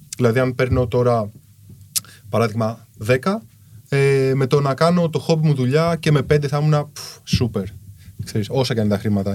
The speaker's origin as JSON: {"language": "Greek", "town": "Kallithea", "region": "Attica", "country": "Greece", "tie": "born or raised there", "said": "μεγάλωσα στην Καλυθέα. Καλυθέα είναι σκληρή περιοχή"}